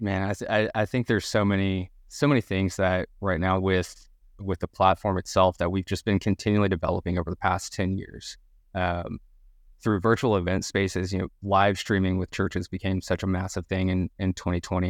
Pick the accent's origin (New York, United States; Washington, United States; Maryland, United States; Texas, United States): Texas, United States; Dallas; moved away as an adult; also born or lived in Birmingham, Alabama; now in Louisville, United States; I'm originally, uh, from Dallas, Texas, as any good Texan, I have to make note that I'm from Texas.